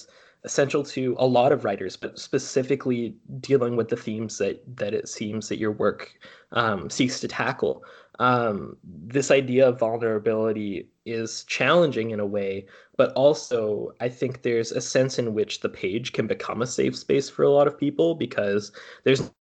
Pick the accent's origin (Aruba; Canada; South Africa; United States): Canada; North Vancouver, British Columbia; I'm from North Ann